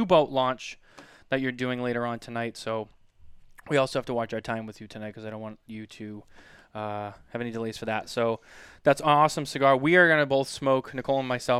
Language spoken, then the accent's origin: English; New England, United States; we're both from New England